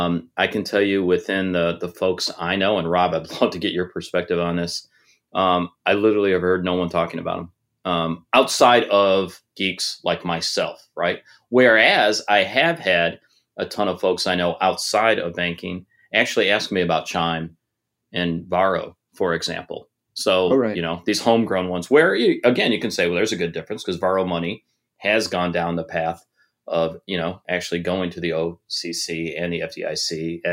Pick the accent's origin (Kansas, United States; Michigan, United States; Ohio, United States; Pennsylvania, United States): Michigan, United States; Detroit; moved away; I'm originally from Detroit